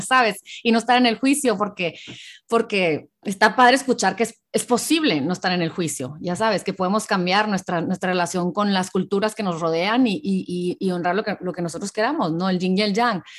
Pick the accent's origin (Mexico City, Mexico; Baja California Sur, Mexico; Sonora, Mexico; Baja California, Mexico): Sonora, Mexico; Hermosillo; moved away as an adult; now in United States; yo nací en México, Hermosillo, Sonora